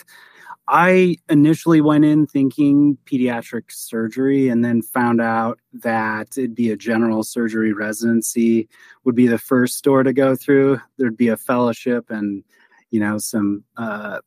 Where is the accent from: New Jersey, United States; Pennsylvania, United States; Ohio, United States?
Ohio, United States; Lorain; also born or lived in Sandusky, Ohio / Toledo, Ohio / St. Louis, Missouri; My hometown is Lorain, Ohio.